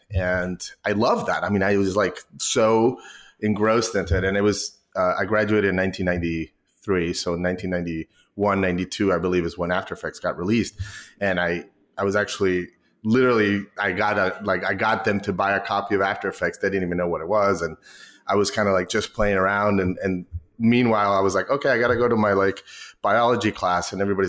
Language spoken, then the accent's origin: English; Mexico; now in United States; I wish I had an accent, to be honest. I think it would – serve me better. People don't believe I'm from Mexico.